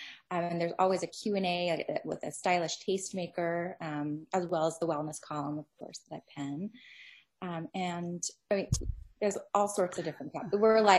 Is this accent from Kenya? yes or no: no; Singapore; born there; also born or lived in Philippines / Bermuda / United States; I've lived in 4 countries. I was born in Singapore and lived in the Philippines and Bermuda, as well as the US.